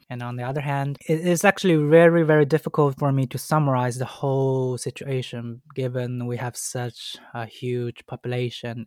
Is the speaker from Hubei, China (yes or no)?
no; Shanghai, China; English is a second language; I was born and raised in Shanghai.